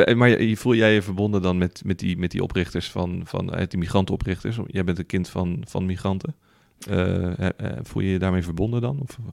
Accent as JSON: {"language": "Dutch", "country": "Netherlands"}